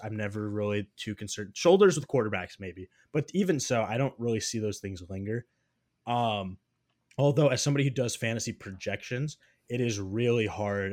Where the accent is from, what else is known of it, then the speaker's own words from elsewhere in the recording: Iowa, United States; I'm from Iowa